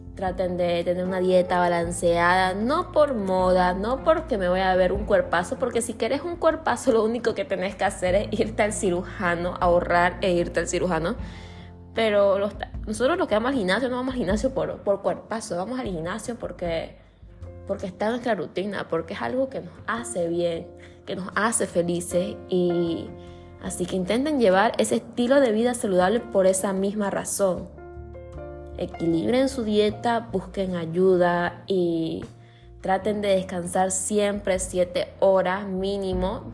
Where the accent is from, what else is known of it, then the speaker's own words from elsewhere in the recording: Santa Cruz de la Sierra, Santa Cruz, Bolivia; yo soy de Bolivia, de la parte de Santa Cruz de la Sierra